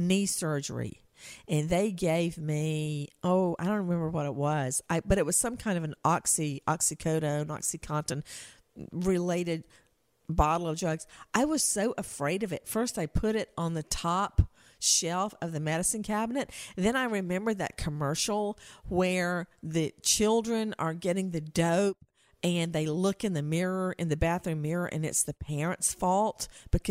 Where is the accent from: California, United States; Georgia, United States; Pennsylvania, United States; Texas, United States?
Georgia, United States; Macon; moved away; it was in my hometown